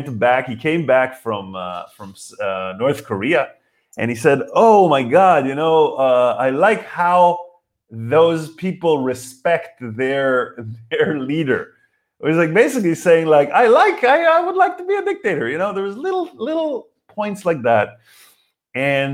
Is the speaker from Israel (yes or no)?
yes; Israel; I'm from Israel